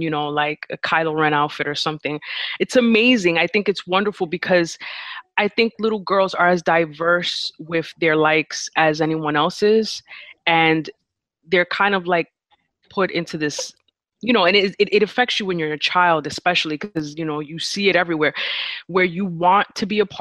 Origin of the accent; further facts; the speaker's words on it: New York, United States; I'm from New York